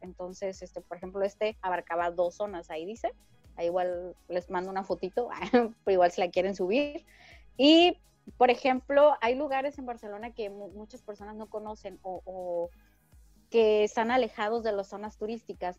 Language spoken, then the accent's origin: Spanish; Ensenada, Baja California, Mexico; yo soy de Ensenada